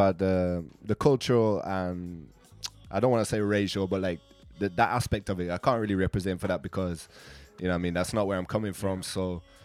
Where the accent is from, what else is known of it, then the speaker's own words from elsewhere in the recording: Birmingham, West Midlands, United Kingdom; So basically, yeah, I'm from England, Birmingham, England, so right in the central of England. It's actually the second city.